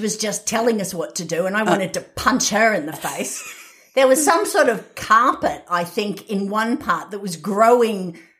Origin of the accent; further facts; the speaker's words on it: Australia; I'm Australian